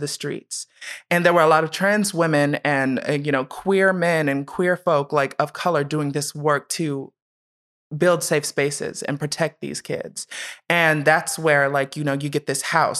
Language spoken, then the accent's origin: English; Columbus, Ohio, United States; also born or lived in Steubenville, Ohio; I was born in Steubenville, Ohio, but raised in Columbus.